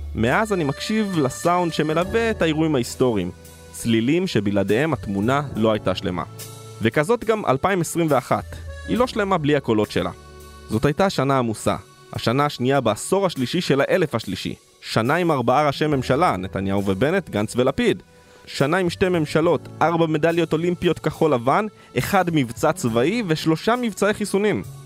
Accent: Israel; כילד שגדל בקיבוץ בשנות ה-90

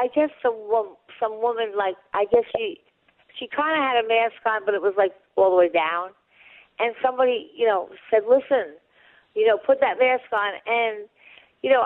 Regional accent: Long Island, New York, United States; now in New York City, United States; I grew up on Long Island, so when I moved into the city

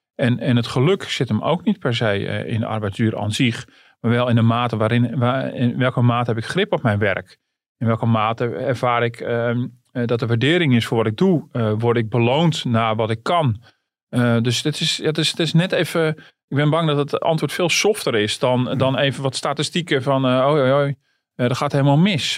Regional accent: Netherlands

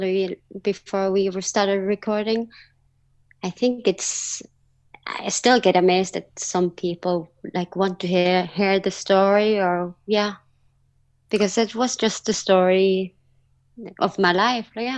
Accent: Norway; also born or lived in South Korea; I came to Norway when I was 5 months old. I was adopted from Korea.

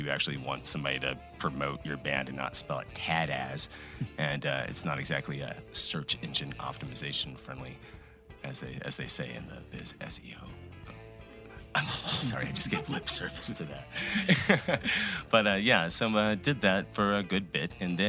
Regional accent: Texas, United States

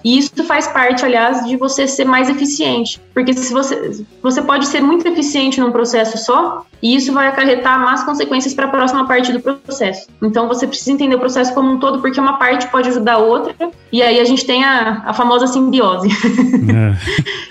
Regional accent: Brazil; moved away as an adult; also born or lived in Australia; now in Switzerland; desde que eu saí do Brasil, eu tenho orgulho de ser brasileira

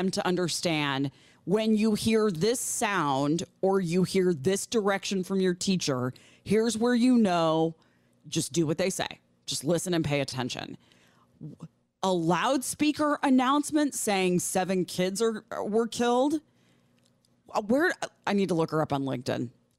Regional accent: Midwest, United States; Growing up in the Midwest, we had tornado drills.

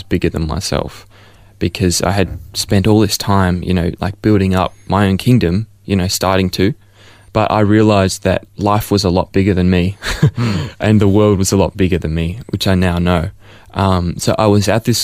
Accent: Melbourne, Victoria, Australia; I was born here in Ferntree Gully, close by, in Upper Ferntree Gully at the Angles. And so I've been born and raised as a Melbourneite for my whole life

